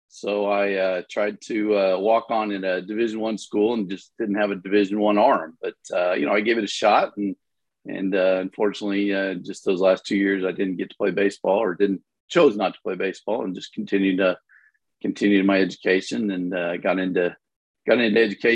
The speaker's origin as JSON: {"language": "English", "town": "Topeka", "region": "Kansas", "country": "United States", "tie": "born or raised there", "said": "I grew up in Topeka, Kansas"}